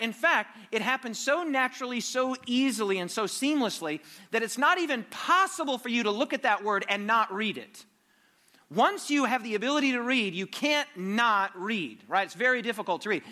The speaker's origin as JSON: {"language": "English", "country": "United States", "said": "I'm from America, as you know, probably can detect by my accent"}